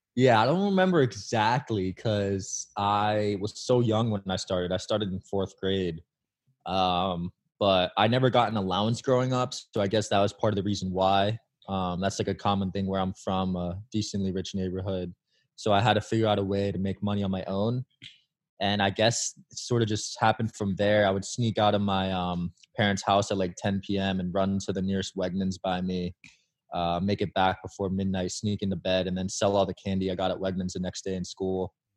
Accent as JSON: {"language": "English", "town": "Bridgewater", "region": "New Jersey", "country": "United States", "tie": "born or raised there", "said": "I grew up in a town called Bridgewater, New, New Jersey"}